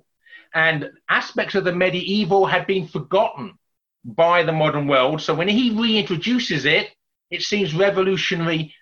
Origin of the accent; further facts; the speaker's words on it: England, United Kingdom; accent: English; my English accent